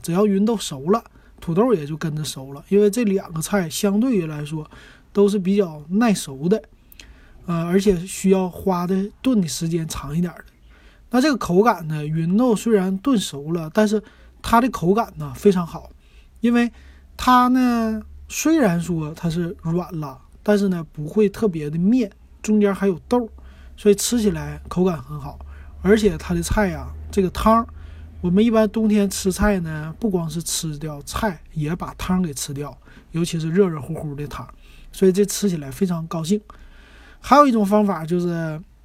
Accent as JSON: {"language": "Chinese", "region": "Northeast China", "country": "China", "said": "是我们东北人喜欢的吃的一个炖菜"}